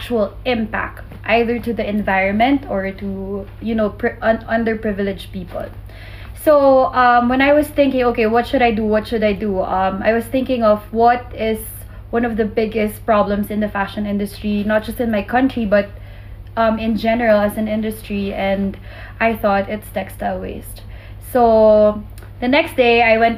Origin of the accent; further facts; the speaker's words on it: Manila, Metro Manila, Philippines; I'm from Manila, Philippines